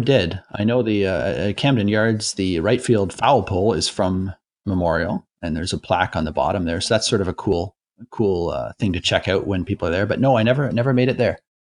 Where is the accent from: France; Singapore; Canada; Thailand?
Canada; Toronto, Ontario; I grew up in Toronto and I went to my first game when I was six